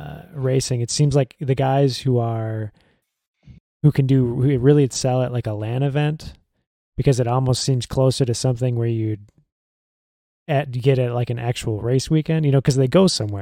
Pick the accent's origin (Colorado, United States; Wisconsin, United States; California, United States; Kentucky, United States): Wisconsin, United States; Elkhart Lake; my hometown of Elkhart Lake, Wisconsin.